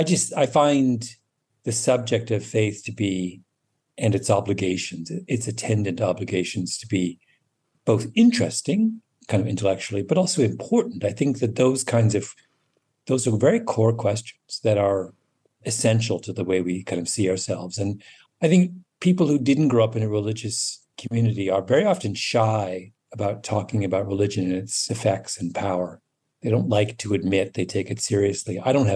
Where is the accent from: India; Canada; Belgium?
Canada; also born or lived in England; My memories of growing up in England are, I have them, but they're not central to my recollections of my childhood the way my Canada memories are.